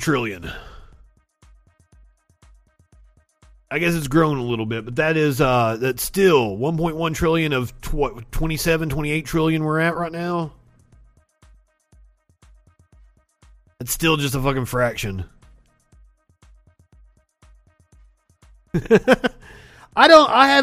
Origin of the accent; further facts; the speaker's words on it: United States; I'm an American